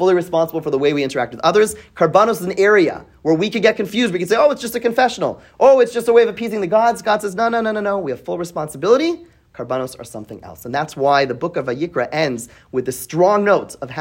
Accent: Canada; I grew up in Canada

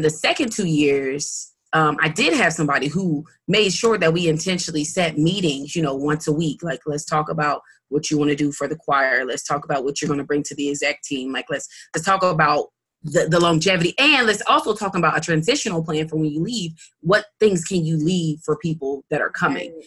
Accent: Muncie, Indiana, United States; growing up in Muncie, you don't see much like arts, period

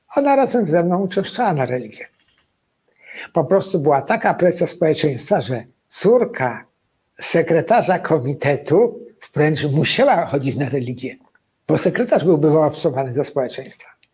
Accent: Galicia, Poland; ja jestem z, akurat z Galicji

